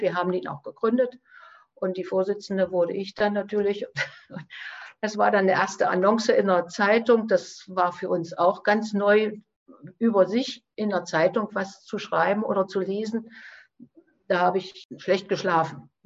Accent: Eichsfeld, Thuringia, Germany; Ich komme aus dem Eichsfeld, das liegt also sehr nah an Niedersachsen und Hessen in der Grenzregion

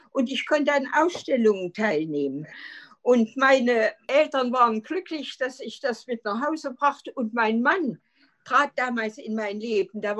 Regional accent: Jena, Thuringia, Germany; Ich bin in Jena geboren 1932 und bin dann äh, nach einer wunderschönen Kindheit an der Ringwiese in unserem äh, Zeissgebiet ein glückliches Kind gewesen.

